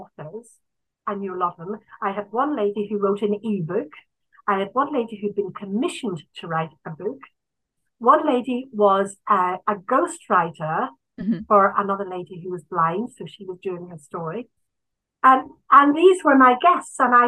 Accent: Ireland; this is a problem being Irish

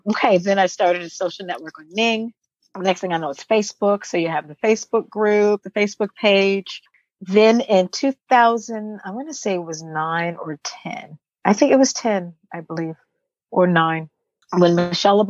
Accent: Washington, District of Columbia, United States; moved away as an adult; now in Sweden; I'm from Washington, D.C. and grew up in Washington, D.C. when it was called Chocolate City

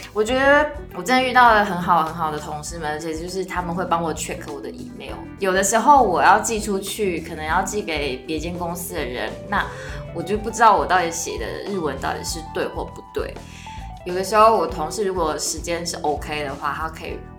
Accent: Taiwan; moved away as an adult; also born or lived in Japan; 我是个外国人的身份，所以我一定要回台湾

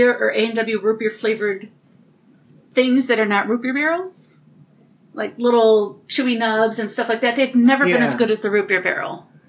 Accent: Michigan, United States; I grew up in Michigan.

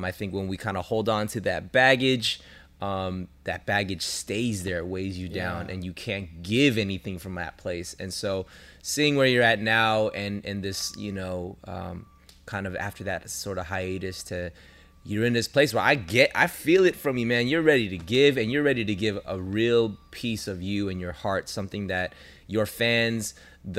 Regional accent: Los Angeles, California, United States; I'm here. I'm LA.

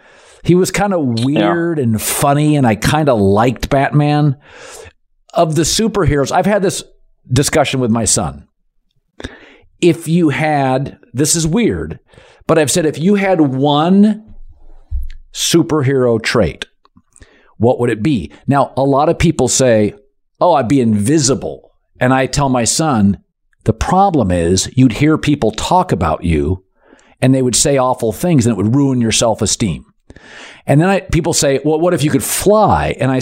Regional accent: Seattle, Washington, United States; I don't even like being on the Space Needle. I'm from Seattle.

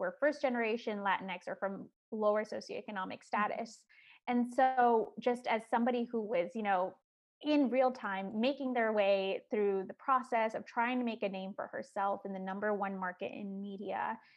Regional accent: Chicago, Illinois, United States; first language Spanish; English is a second language; I would say that I grew up in Chicago, on the northwest side of Chicago, in a neighborhood called Hermosa

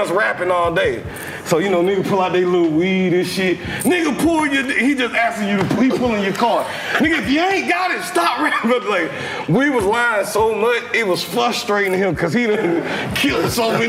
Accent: Atlanta, Georgia, United States; also born or lived in Stone Mountain; I was from Atlanta, but my best friend was from Chicago. So all his peoples was like kind of who raised me

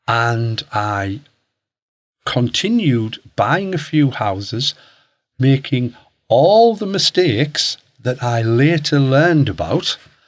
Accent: Hartlepool, North East England, United Kingdom; I'm from Hartlepool, up in the northeast.

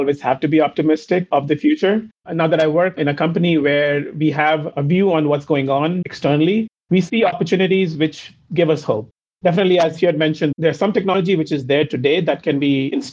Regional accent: India; moved away as an adult; also born or lived in Cincinnati, United States; I'm originally from India. Having grown up in India, I did my undergrad in India.

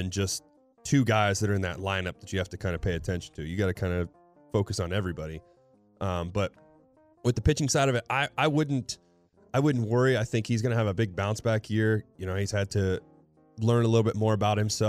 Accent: Ohio, United States; I'm from Ohio

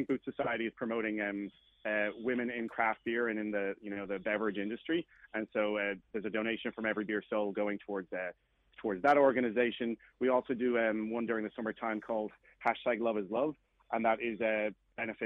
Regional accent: Dublin, Leinster, Ireland; moved away as an adult; I'm from Dublin, Ireland originally, and I moved here in 2008.

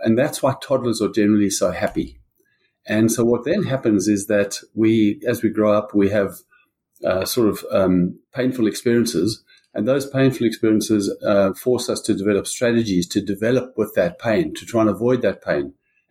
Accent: South Africa; I grew up in South Africa.

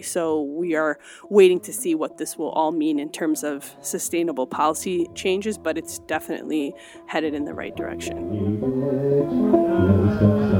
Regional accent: Cleveland, Ohio, United States; settle in Cleveland, Ohio. And so, growing up in the Midwest

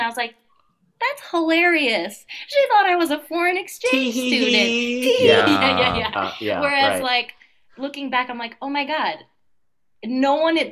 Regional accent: Erie, Pennsylvania, United States; I'm from Erie, Pennsylvania is technically Midwest

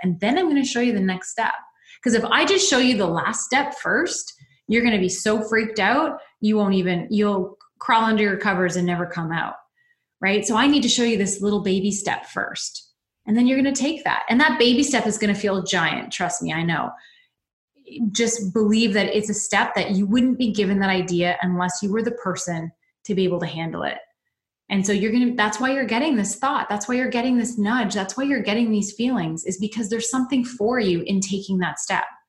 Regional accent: London, Ontario, Canada; my hometown, which is London, Ontario

